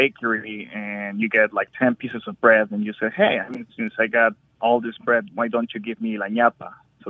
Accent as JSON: {"language": "English", "country": "Colombia", "moved": "yes", "lives_now": "Indianapolis, United States", "said": "I'm originally from Colombia, and we use a lot of mixed words from indigenous dialects."}